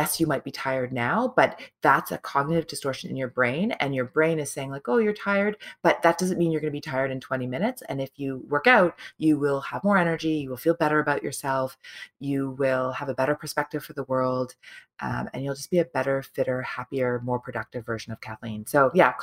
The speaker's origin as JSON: {"language": "English", "town": "Toronto", "region": "Ontario", "country": "Canada", "tie": "born or raised there", "said": "my hometown, Toronto"}